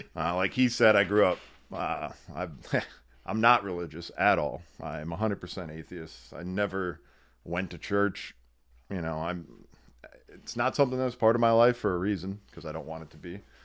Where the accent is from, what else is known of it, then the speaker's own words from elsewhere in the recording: Wilkes-Barre/Scranton area, northeastern Pennsylvania, United States; It's in northeastern Pennsylvania, Wilkes-Barre, Scranton area